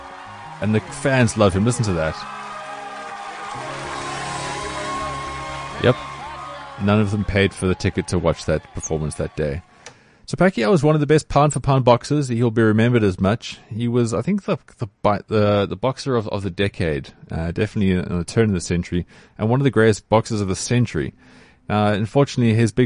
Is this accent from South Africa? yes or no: yes; South Africa; as a South African